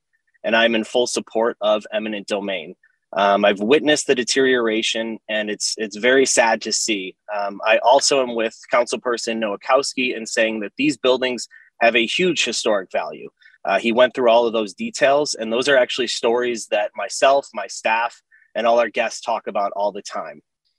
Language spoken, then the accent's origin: English; Buffalo, New York, United States; a true Buffalonian